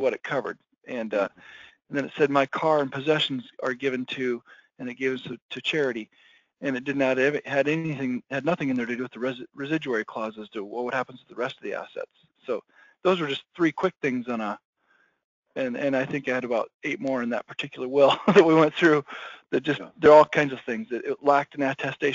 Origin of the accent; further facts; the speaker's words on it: Iowa, United States; my home state of Iowa